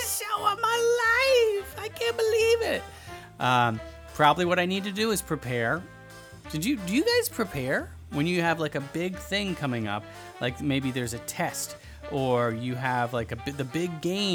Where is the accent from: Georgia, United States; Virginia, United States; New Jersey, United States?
Georgia, United States; moved away; I'm from the South, right? I'm originally from Georgia